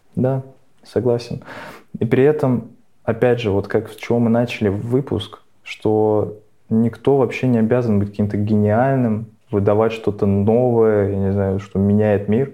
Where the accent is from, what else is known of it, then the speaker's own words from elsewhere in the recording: Nizhny Novgorod, Nizhny Novgorod Oblast, Russia; moved away; also born or lived in Moscow; я, я же из Нижнего